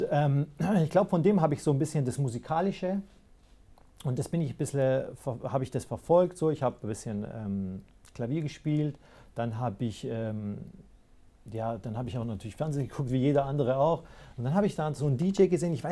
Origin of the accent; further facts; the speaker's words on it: Greece; now in Germany; ursprünglich komme ich ja aus, aus dem Griechenland.